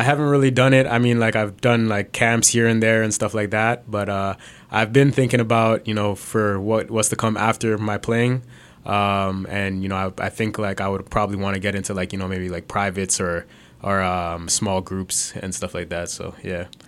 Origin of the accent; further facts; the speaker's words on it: Brampton, Ontario, Canada; I was born in Canada. I grew up in Brampton